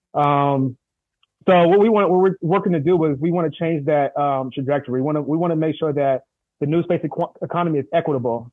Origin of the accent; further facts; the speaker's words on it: San Diego, California, United States; from Southeast San Diego